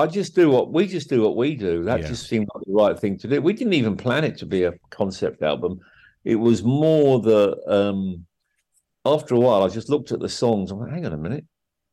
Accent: Harrow, London, United Kingdom; also born or lived in Wolverhampton, United Kingdom / Ireland; I was born in Wolverhampton. Apart from a couple of years in Ireland, I lived in Wolverhampton when I was just 11. And then we moved to Northwest London, Wembley, Harrow, mainly Harrow. And that's where I grew up, right?

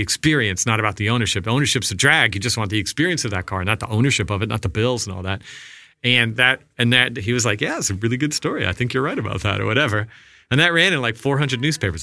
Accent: Massapequa Park, New York, United States; I grew up in Massapequa Park, Long Island

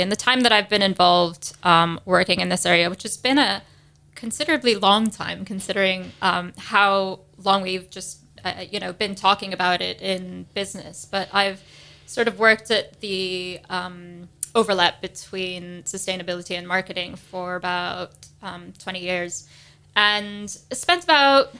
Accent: United States; moved away as an adult; now in United Kingdom; if you couldn't tell from my accent, I'm from the States

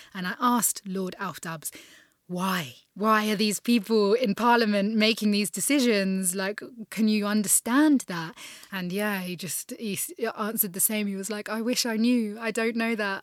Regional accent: United Kingdom; as a Brit

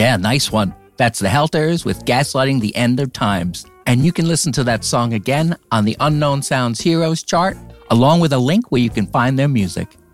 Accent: New Jersey, United States; I'm from New Jersey

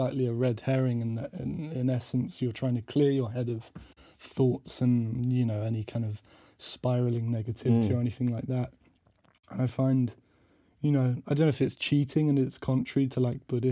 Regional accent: Portsmouth, South East England, United Kingdom; moved away; playing piano in pubs around my hometown in Portsmouth

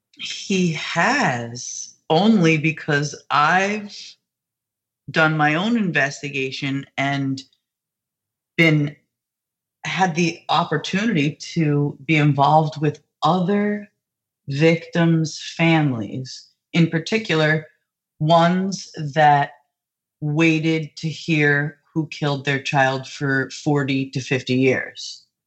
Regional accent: New Jersey, United States; I'm from New Jersey and I currently live not even 45 minutes from my hometown

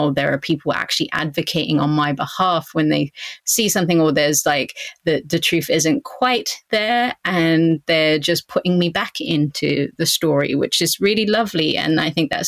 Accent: Southampton, South East England, United Kingdom; moved away as an adult; also born or lived in United States / Canada; my hometown of Southampton

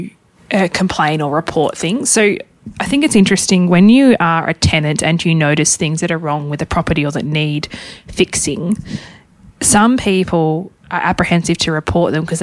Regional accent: Hobart, Tasmania, Australia; we'll both be in Hobart, in my hometown

